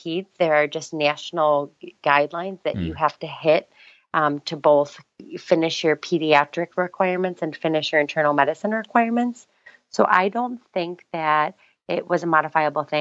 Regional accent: East Coast, United States; I'm from the East Coast.

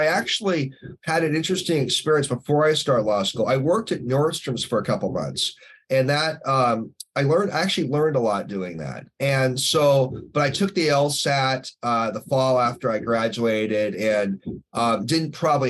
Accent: Northeast, United States; growing up in Northeast, so my late dad was an attorney and my late grandpa on my mom's side was an attorney.

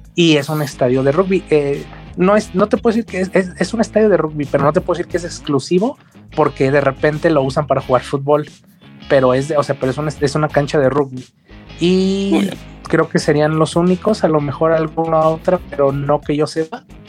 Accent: Mexico; como mexicano

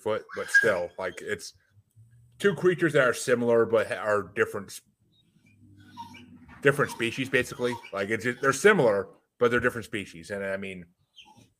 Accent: United States; growing up in America

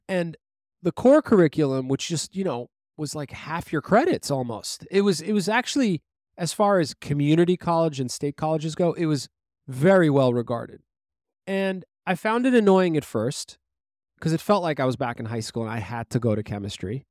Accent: New York City, New York, United States; we grew up in Brooklyn, New York

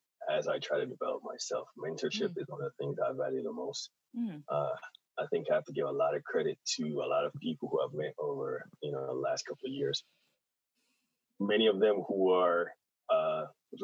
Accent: Jamaica; at heart, I'm an island boy. So I'm from Jamaica

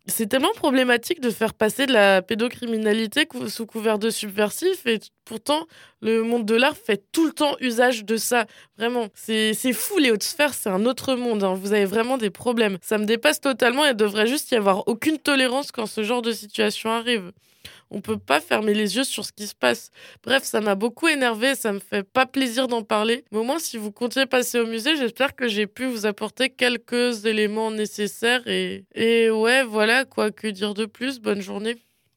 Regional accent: Alsace, Grand Est, France; j'ai grandi en Allemagne, enfin en Alsace

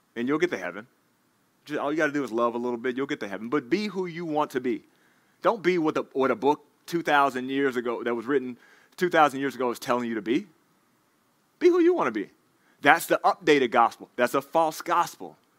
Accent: Dallas, Texas, United States; moved away; I'm from Dallas, Texas. He's playing against my hometown team

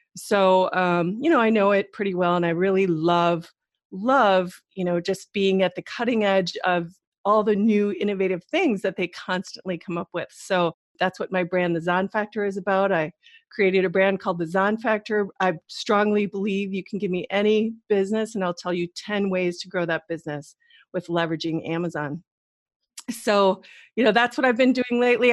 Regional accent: Wisconsin, United States; moved away as an adult; also born or lived in New York City / Middle East; I'm originally from the Midwest, like you girls, both of you. So Wisconsin's my home

